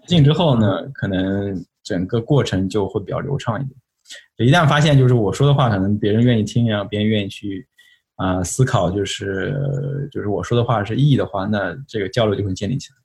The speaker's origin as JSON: {"language": "Chinese", "region": "Shanghai", "country": "China", "tie": "born or raised there", "also_born_or_lived": "Pittsburgh, United States", "moved": "as an adult", "lives_now": "United States", "said": "我是上海人。 ，就是说我从小是上海长大的，啊，然后在那个，在进上海交通大学之前吧，就是一直是在那个上海"}